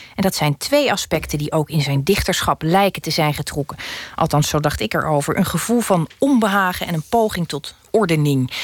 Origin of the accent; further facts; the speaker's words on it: Schouwen-Duiveland, Zeeland, Netherlands; ik ben opgegroeid op Schouwen-Duiveland